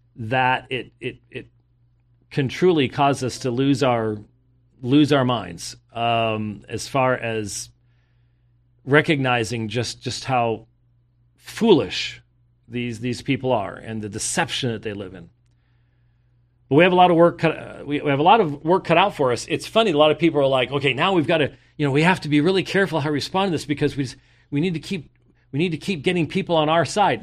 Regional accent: Scotland, United Kingdom; I'm Scottish

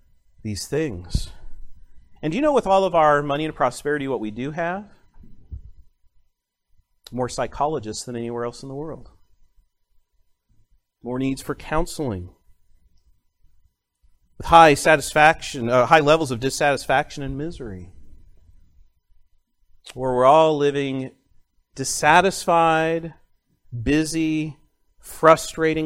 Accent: United States; as an American college student

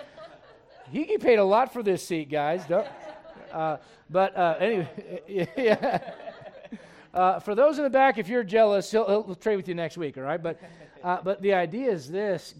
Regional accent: United States; I am an American, truly. My dad fought for this country

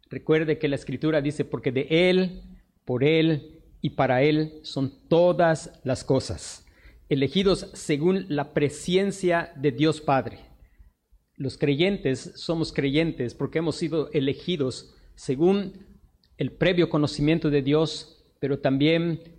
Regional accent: Mexico; nosotros somos expatriados. Esta no es nuestra patria. No importa que nosotros nacimos mexicanos, somos mexicanos, pero esta no es nuestra patria.

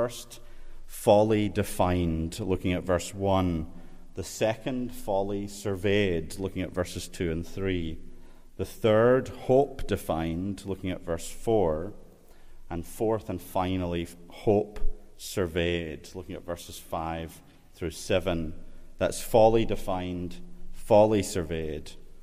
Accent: Scotland, United Kingdom; I'm from Scotland

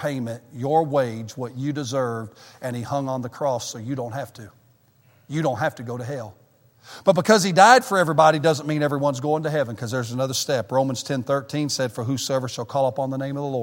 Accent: the South, United States; moved away as an adult; now in Michigan, United States; me and my family are Southerners. We've never lived in the North

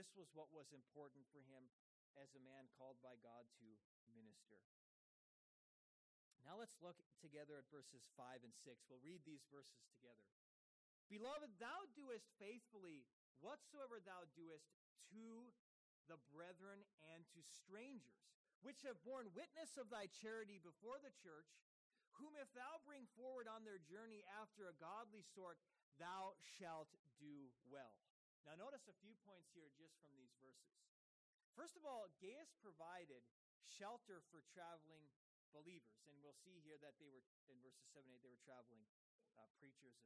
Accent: United States; As an American, I have had this same practice here

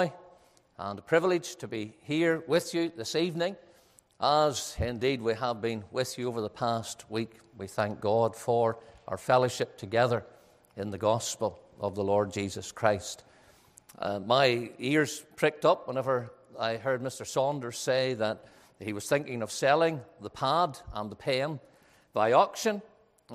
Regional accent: Ballymena, Northern Ireland, United Kingdom; I'm from Ballymena, which is known as a town that where people love money

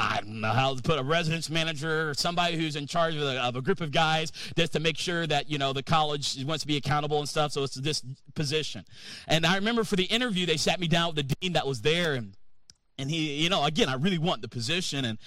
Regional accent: North Carolina, United States; moved away as an adult; I'm from North Carolina

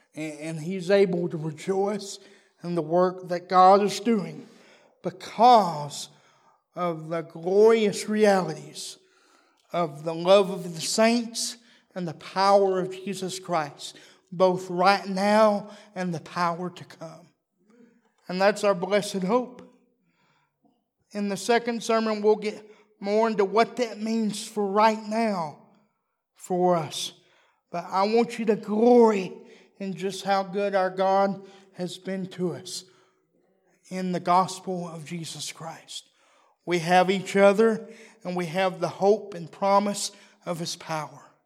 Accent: Texas, United States; I'm a Texan

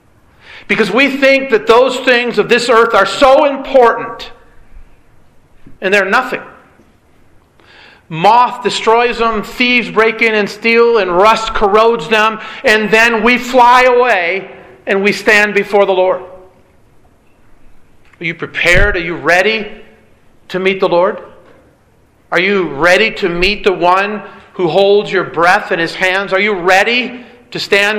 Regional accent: Michigan, United States; Growing up in Michigan

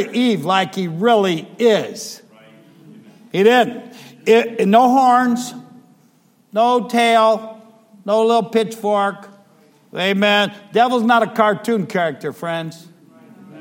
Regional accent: Ohio, United States; moved away; I'm from Ohio

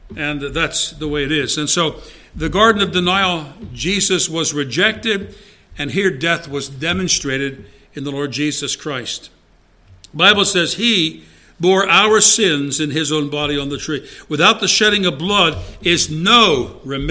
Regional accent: United States; also born or lived in Chester, Pennsylvania; as an American

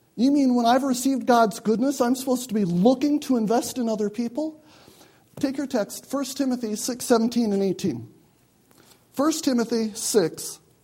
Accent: United States; I'm an American.

